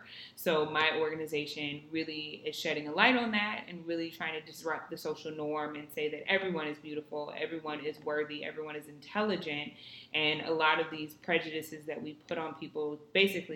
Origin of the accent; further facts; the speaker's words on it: Southern California, United States; moved away as an adult; also born or lived in Florida / Los Angeles; now in New York City, United States; I was born and raised in California, Southern California. I would say that I was born in the valley, raised by the beach, and lived in the city.